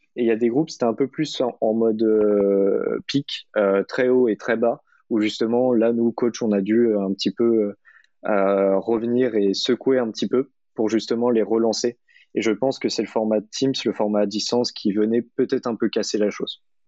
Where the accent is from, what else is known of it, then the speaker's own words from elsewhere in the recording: Orléans, Centre-Val de Loire, France; now in Paris, France; Et personnellement, je suis orléanais. Historiquement, je suis né à Orléans. J'ai fait une partie de ma scolarité à Orléans, donc ça me paraissait normal de revenir à, mes racines orléanaises